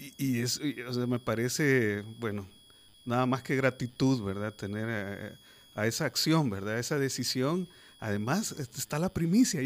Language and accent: Spanish; El Salvador; nosotros como sociedad, como salvadoreños